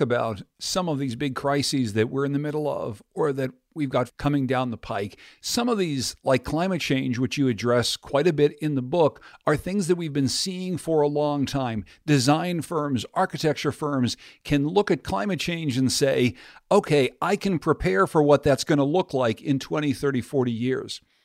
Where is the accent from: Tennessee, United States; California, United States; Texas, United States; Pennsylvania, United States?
Pennsylvania, United States; Pittsburgh; my hometown of Pittsburgh, Pennsylvania